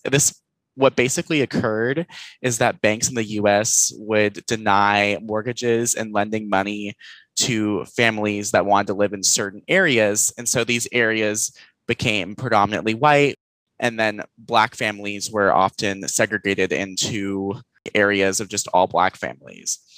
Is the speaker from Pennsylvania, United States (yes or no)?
no; Houston, Texas, United States; moved away as an adult; now in Denton, United States; I am from originally Houston, Texas, and I now live in Denton